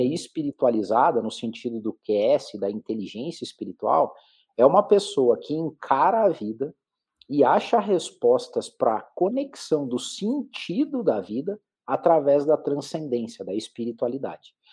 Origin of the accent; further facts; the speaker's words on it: Curitiba, Paraná, Brazil; eu sou de Curitiba, fiz minha carreira aqui